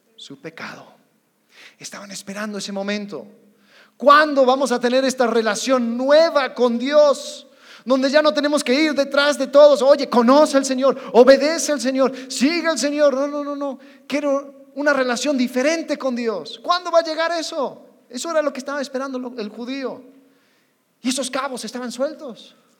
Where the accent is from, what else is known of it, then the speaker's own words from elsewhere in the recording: United States; moved away; Como buen gringo, yo tengo casi 12 años en este país